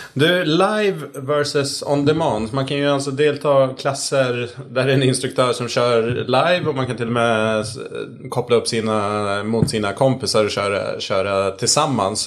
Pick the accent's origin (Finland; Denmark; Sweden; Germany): Sweden; som svensk